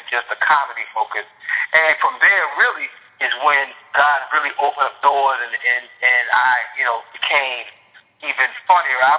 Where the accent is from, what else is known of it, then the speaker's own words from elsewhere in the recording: Savannah, Georgia, United States; I'm from Savannah, Georgia